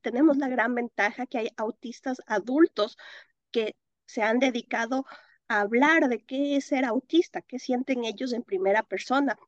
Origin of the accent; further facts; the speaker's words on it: Quito, Pichincha, Ecuador; moved away as an adult; also born or lived in Philadelphia, United States / Atlanta, United States; now in North Carolina, United States; yo soy ecuatoriana, viví en Quito muchísimos años de mi vida y ahora actualmente vivo en Carolina del Norte